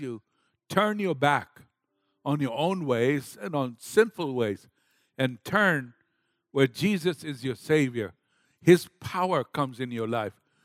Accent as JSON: {"language": "English", "country": "Kenya", "tie": "born or raised there", "moved": "yes", "said": "I was raised up in Kenya, Africa"}